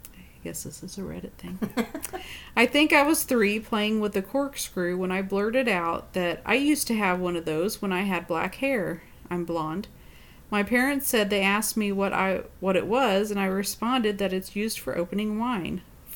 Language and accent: English; Germany; I grew up in Germany, and my dad's dad used to alert the city for incoming air raids.